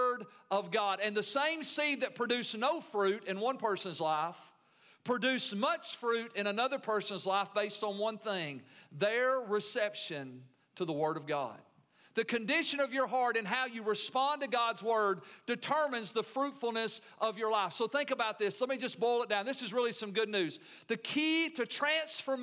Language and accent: English; United States; being American Christians